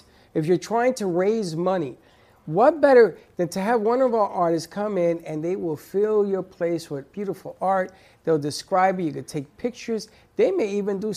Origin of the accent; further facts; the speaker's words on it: New York, United States; I'm from New York